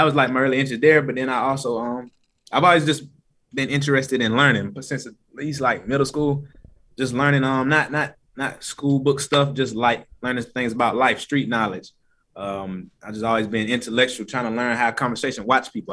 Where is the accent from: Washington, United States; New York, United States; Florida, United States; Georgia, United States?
Georgia, United States; Atlanta; born or raised there; also born or lived in Decatur / Stone Mountain / Lithonia